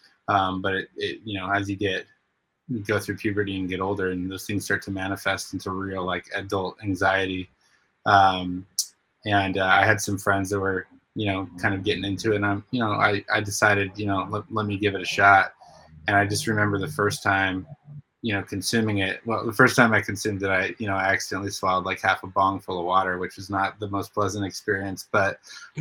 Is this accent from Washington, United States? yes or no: yes; Spokane, Washington, United States; I grew up in Spokane, Washington